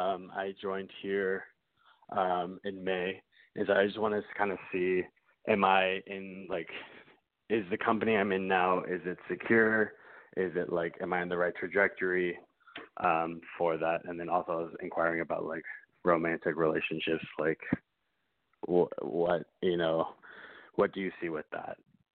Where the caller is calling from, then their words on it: Austin, Texas, United States; I'm calling from Austin, Texas.